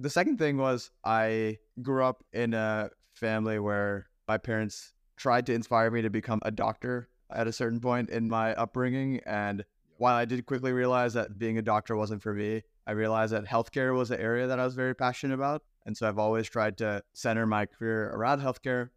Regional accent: Baltimore, Maryland, United States; I grew up in Baltimore

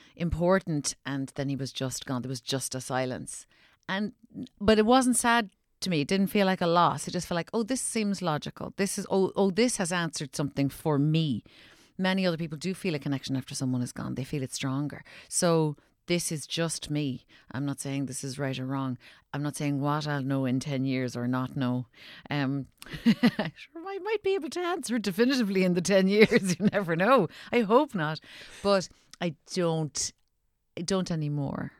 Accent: Ireland; growing up in Ireland where we're so superstitious

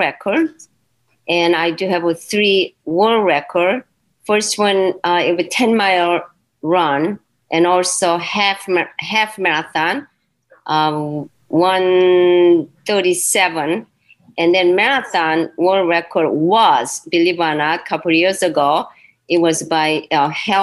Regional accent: Seoul, South Korea; also born or lived in Naples; now in Cleveland, United States; I was born in Seoul, Korea

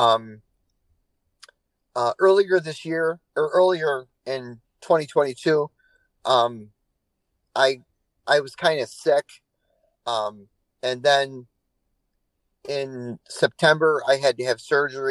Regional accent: Lyons, New York, United States; moved away as an adult; also born or lived in Canandaigua, New York / Kissimmee, Florida; now in Hendersonville, United States; I was born in Lyons, New York, and I spent the last, until 2021, I lived in Canandaigua, New York

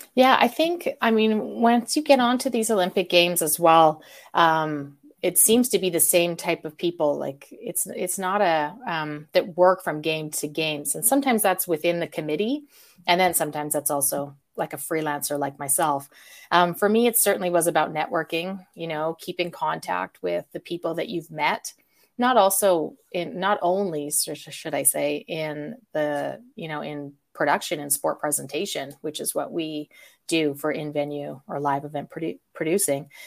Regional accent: Calgary, Alberta, Canada; I'm from Calgary, Canada

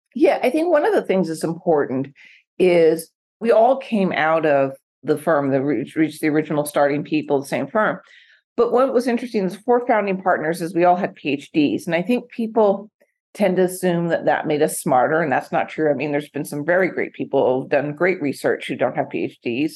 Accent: Portland, Oregon, United States; now in Newport Beach, United States; I grew up in Portland, not Eugene, Track City, USA

